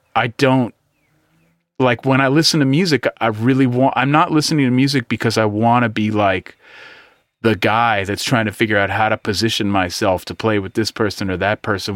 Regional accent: East Bay, California, United States; I'm from the East Bay

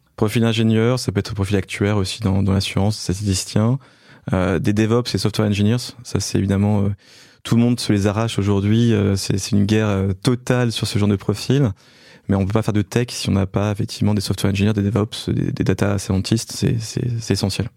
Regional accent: Belfort, Bourgogne-Franche-Comté, France; je suis né en fait à Belfort, donc dans l'est de la France

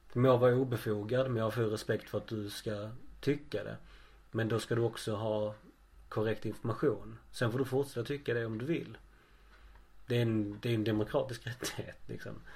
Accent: Skåne, Sweden; vi skåningar pratar grötigt

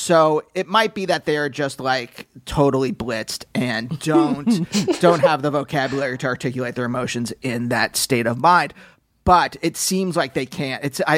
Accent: Pennsylvania, United States; I was growing up in Pennsylvania.

